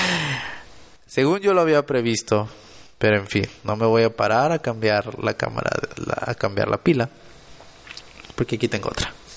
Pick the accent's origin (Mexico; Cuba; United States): Mexico; Monterrey, Nuevo León; Soy de Monterrey, Nuevo León